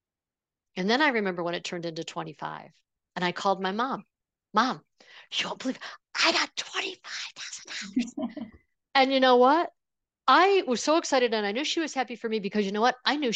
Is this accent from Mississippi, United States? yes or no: no; Buffalo, New York, United States; I grew up in the Buffalo area, which is near Niagara Falls